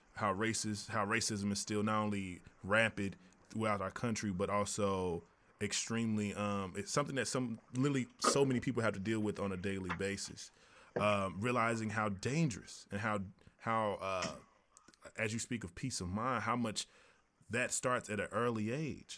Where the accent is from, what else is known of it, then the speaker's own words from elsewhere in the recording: Tennessee, United States; I am from Tennessee